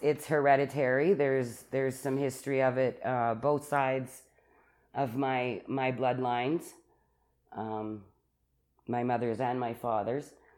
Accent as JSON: {"language": "English", "town": "Calgary", "region": "Alberta", "country": "Canada", "tie": "born or raised there", "said": "I was born in Calgary in the Foothills Hospital"}